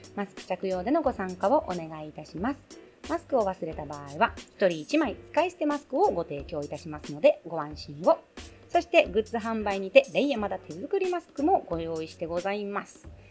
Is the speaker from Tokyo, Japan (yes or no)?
yes; Tokyo, Japan; also born or lived in Okinawa; 出身もね生まれ育ちも東京